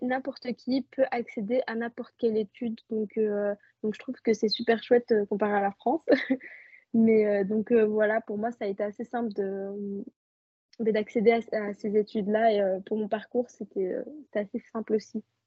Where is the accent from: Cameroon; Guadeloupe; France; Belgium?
Belgium; Je suis née, je vis en Belgique et euh, je suis marocaine